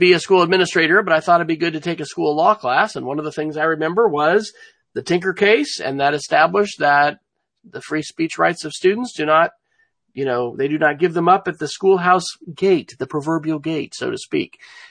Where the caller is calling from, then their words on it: Oklahoma City, Oklahoma, United States; I'm joining from Oklahoma City, where we are having some spring weather